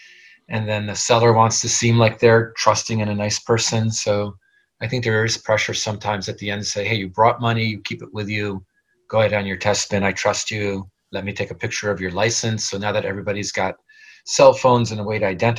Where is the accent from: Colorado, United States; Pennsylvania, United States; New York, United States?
New York, United States; New York City; moved away as an adult; now in California, United States; I grew up in New York City